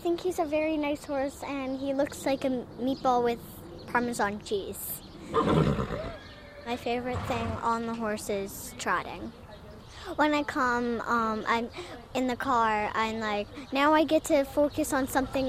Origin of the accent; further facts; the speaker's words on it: New York, United States; I'm from New York